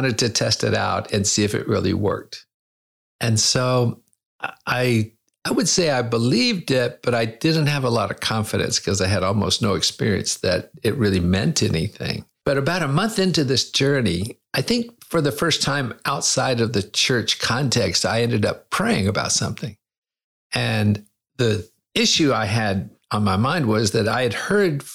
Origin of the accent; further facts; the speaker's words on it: United States; moved away as an adult; also born or lived in China; I'm a Christian. I'm an American.